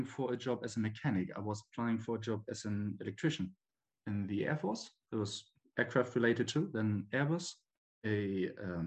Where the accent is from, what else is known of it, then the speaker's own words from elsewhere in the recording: Bremen, Germany; I'm from Germany and I live in a city called Bremen. It's in the northern part of the country. I was born here. I grew up here and went to school and everything.